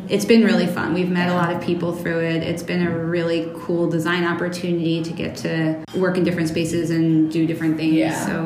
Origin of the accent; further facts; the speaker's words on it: New York, United States; now in Boston, United States; New York. Okay. Like yeah. an hour north of the city.